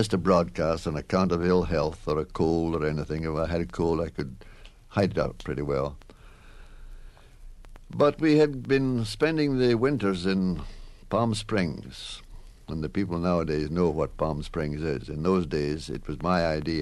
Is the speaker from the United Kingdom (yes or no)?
yes; Scotland, United Kingdom; moved away; I was raised in Scotland